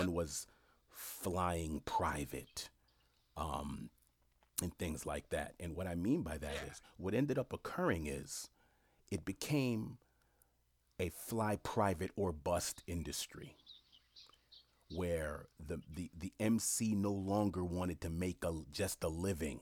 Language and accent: English; New York City, New York, United States; I grew up in Jamaica, Queens